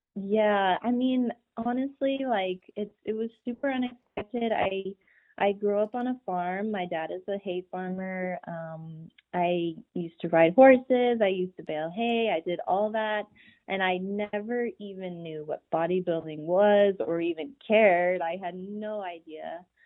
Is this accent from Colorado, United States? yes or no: yes; Pueblo, Colorado, United States; now in McAllen, United States; I am actually originally from Pueblo, Colorado.